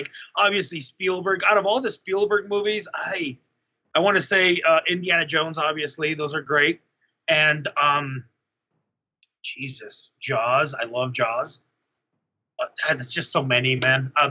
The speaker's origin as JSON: {"language": "English", "country": "Mexico", "tie": "born or raised there", "moved": "yes", "said": "in Mexico"}